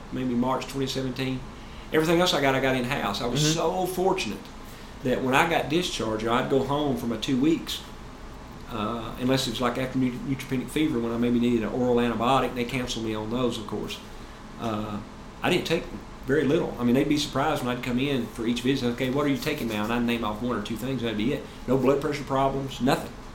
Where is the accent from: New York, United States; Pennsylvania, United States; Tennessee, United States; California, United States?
Tennessee, United States; of course I'm from Tennessee